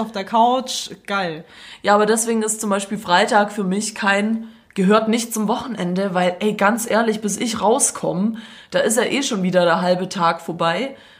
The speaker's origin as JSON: {"language": "German", "town": "Stuttgart", "region": "Baden-Württemberg", "country": "Germany", "accent": "Swabian"}